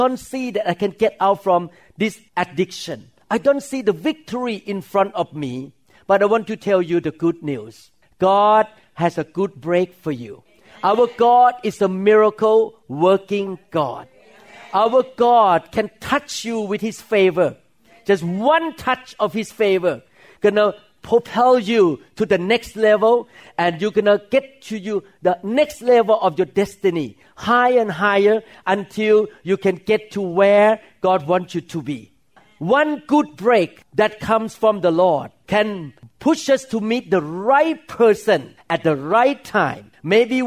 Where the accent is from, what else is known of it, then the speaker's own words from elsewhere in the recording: Thailand; English is a second language; moved away as an adult; now in United States; My English was so broken at that time because I grew up in Thailand